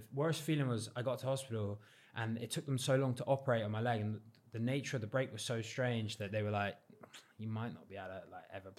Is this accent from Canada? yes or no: no; South West England, United Kingdom